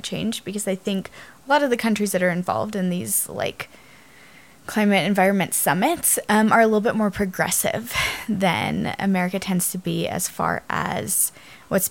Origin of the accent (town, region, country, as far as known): United States